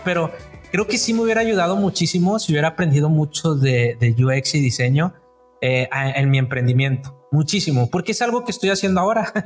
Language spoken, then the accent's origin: Spanish; Apodaca, Nuevo León, Mexico; vengo de, soy de Apodaca, el otro lado del lado de San Pedro, o sea, de, acá de Apodaca, Nuevo León